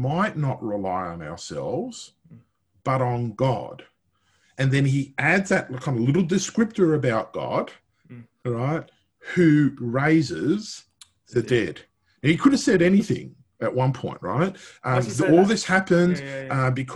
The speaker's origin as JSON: {"language": "English", "country": "Italy", "said": "I'm Italian, I'm not English"}